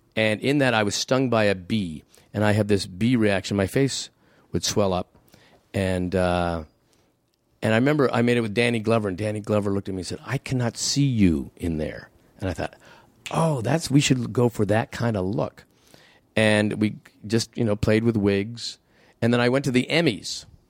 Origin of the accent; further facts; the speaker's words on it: Canada; I'm a Canadian.